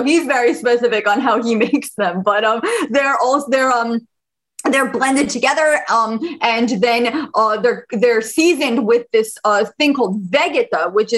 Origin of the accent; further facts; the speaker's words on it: Bosnia & Herzegovina; moved away; I'm an immigrant from Bosnia, and I can definitely relate to the food being the great equalizer